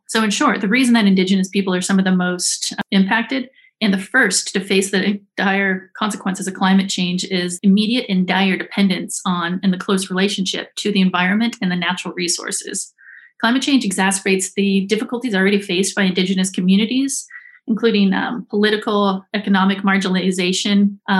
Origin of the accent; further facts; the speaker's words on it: Alaska, United States; I am from the Yanitinida tribe of the Otna Athabascan people. So I was born and raised in the Arctic